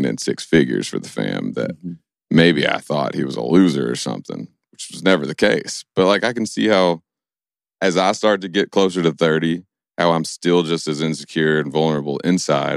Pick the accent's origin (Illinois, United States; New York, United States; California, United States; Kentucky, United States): Kentucky, United States; Stanford; moved away as an adult; also born or lived in Nashville; I grew up in Stanford, Kentucky